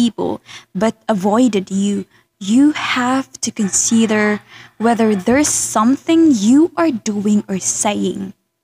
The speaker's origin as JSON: {"language": "English", "country": "Philippines", "second_language": "English", "said": "my being a Filipina"}